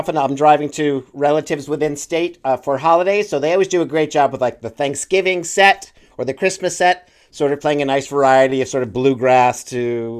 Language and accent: English; Western Massachusetts, United States; Pete and I grew up in Western Massachusetts